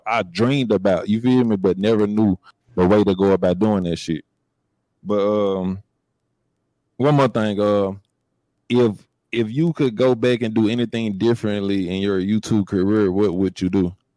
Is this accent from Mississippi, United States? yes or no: yes; Jackson, Mississippi, United States; growing up in the hood, I'm from I'm from Jackson, Mississippi.